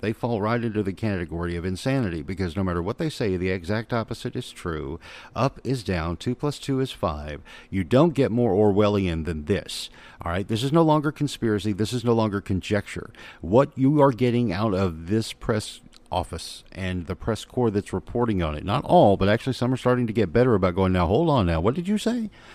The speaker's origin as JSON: {"language": "English", "town": "Little Rock", "region": "Arkansas", "country": "United States", "tie": "born or raised there", "said": "I'm a kid that grew up in Little Rock, Arkansas"}